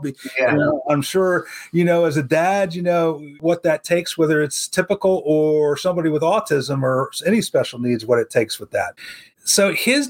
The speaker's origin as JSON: {"language": "English", "town": "Philadelphia", "region": "Pennsylvania", "country": "United States", "said": "since we're from Philadelphia, we're big Eagles fans"}